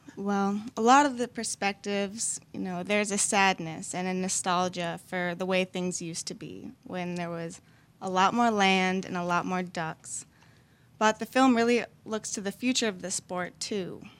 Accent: Minneapolis, Minnesota, United States; moved away as an adult; now in New Orleans, United States; I moved from Minneapolis for college

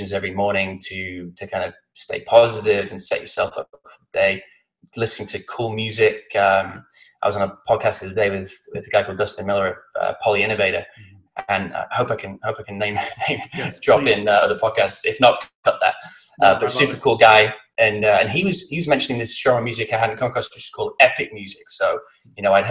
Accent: Blackpool, North West England, United Kingdom; also born or lived in London / Austin, Texas; now in San Diego, United States; I'm from the northwest of England. I was born in a place called Blackpool, which is on the coast

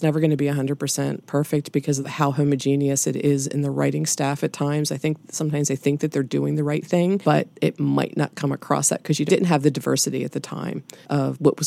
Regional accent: United States; as an American

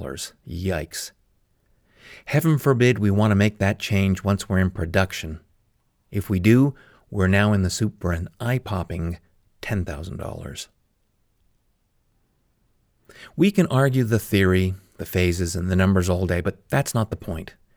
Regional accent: Calgary, Alberta, Canada; My hometown of Calgary, Alberta, Canada

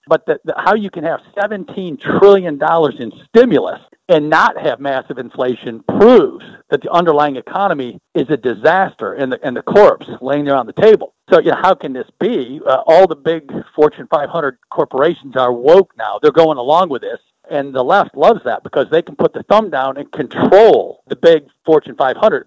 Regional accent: Michigan, United States; my home state, Michigan

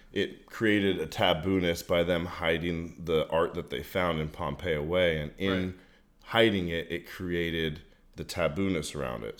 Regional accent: Marin County, California, United States; born or raised there; also born or lived in San Francisco

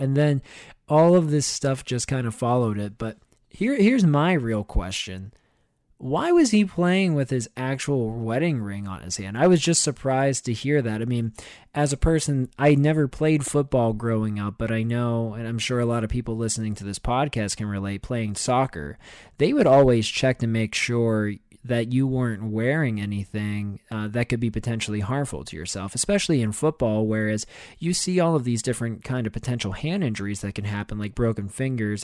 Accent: Pittsburgh, Pennsylvania, United States; I grew up in Pittsburgh

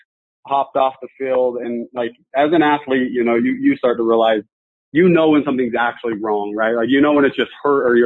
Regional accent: Utah, United States; I grew up here in Utah

